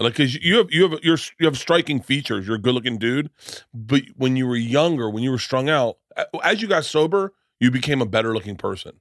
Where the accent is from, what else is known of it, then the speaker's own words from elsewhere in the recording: Florida, United States; I come from Florida and I'm fifty